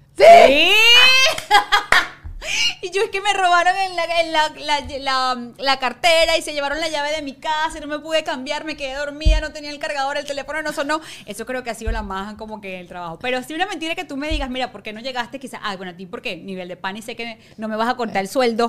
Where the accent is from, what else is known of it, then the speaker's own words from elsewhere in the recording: Ciudad Guayana, Bolívar, Venezuela; moved away as an adult; also born or lived in Caracas; vivía en Guayana